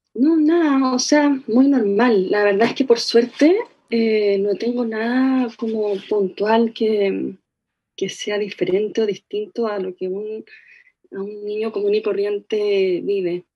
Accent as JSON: {"language": "Spanish", "town": "Santiago", "region": "Santiago Metropolitan Region", "country": "Chile", "tie": "born or raised there", "said": "nací en Santiago. ¿Ya? Viví toda mi vida en Santiago."}